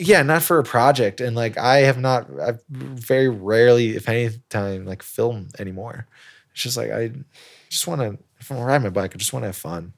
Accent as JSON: {"language": "English", "town": "Elkhart", "region": "Indiana", "country": "United States", "tie": "born or raised there", "also_born_or_lived": "China", "moved": "as an adult", "said": "back to my hometown of Elkhart, Indiana"}